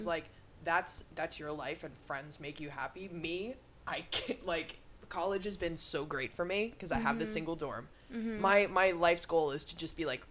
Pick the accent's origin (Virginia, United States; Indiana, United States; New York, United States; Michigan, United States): New York, United States; Long Island; I'm from Long Island